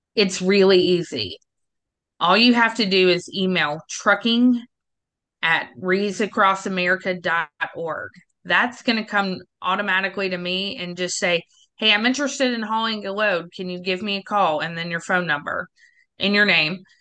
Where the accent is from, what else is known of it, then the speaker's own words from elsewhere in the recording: the South, United States; I'm from the South